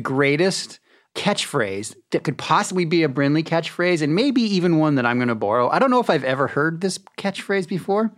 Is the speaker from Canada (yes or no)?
yes; Swift Current, Saskatchewan, Canada; I was born in Swift Current, Saskatchewan